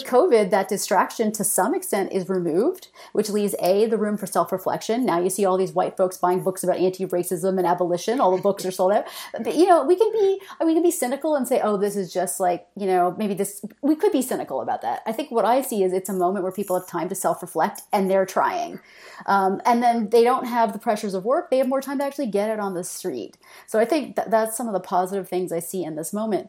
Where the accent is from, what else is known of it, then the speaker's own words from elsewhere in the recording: Canada; moved away as an adult; also born or lived in Michigan, United States; I'm Canadian, and I should say I only moved back to Canada after being in Michigan for a few years